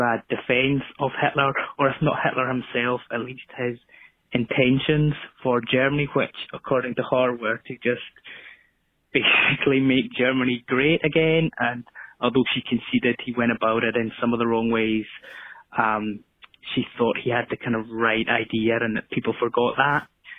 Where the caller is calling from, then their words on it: Glasgow, Scotland, United Kingdom; I'm calling from Glasgow in Scotland.